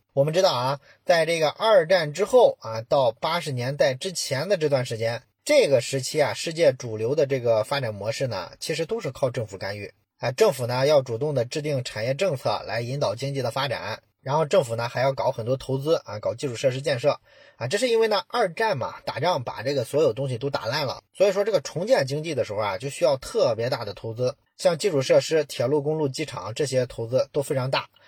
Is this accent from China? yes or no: yes; China; 我们中国人